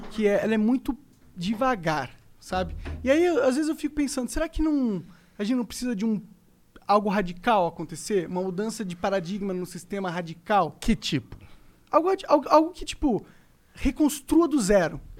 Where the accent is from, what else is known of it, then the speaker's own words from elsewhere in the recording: São Paulo, Brazil; Não, eu sou paulista.